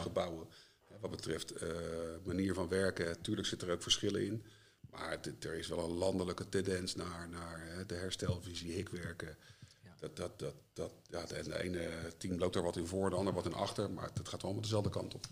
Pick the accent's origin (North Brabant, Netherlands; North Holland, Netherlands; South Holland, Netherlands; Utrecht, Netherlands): South Holland, Netherlands; Leiden; ik ben geboren en getogen in Leiden.